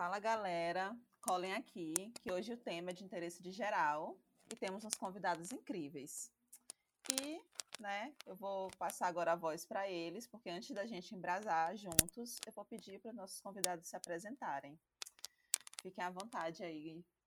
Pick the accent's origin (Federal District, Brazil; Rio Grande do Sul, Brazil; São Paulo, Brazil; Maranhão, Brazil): Maranhão, Brazil; eu sou maranhense